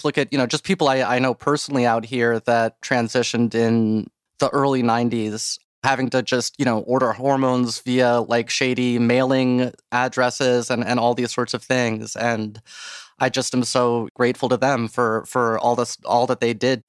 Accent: Dayton, Ohio, United States; Dayton, Ohio.

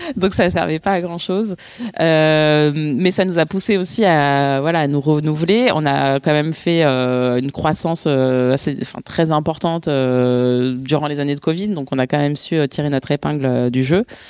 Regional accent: Bondy, Île-de-France, France; je suis née et j'ai grandi à Bondy, en Seine-Saint-Denis

